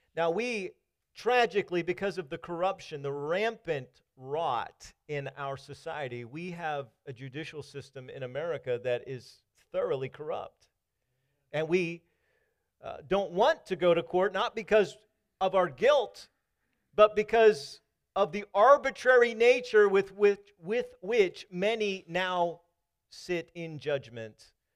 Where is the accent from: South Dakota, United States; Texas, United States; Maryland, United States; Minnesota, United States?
Maryland, United States; moved away; also born or lived in Kentucky / Virginia; I was coming from Kentucky. I'm from Maryland